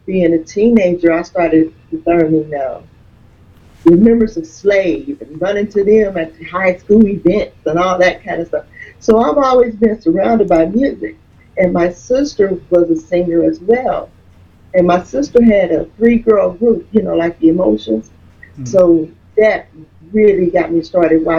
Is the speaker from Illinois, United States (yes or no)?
no; Dayton, Ohio, United States; I'm originally from Dayton